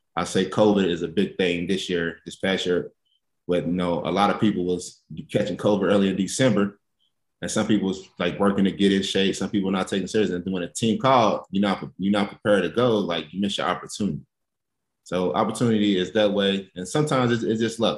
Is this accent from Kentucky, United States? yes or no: yes; Lexington, Kentucky, United States; growing up in Lexington